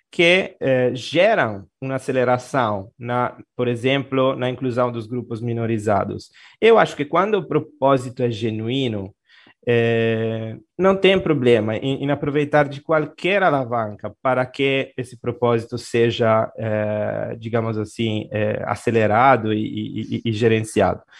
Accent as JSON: {"language": "Portuguese", "town": "Genoa", "region": "Liguria", "country": "Italy", "tie": "born or raised there", "accent": "Italian", "second_language": "Portuguese", "moved": "as an adult", "lives_now": "Brazil", "said": "Em Gênova, Gênova, Gênova, é a minha cidade"}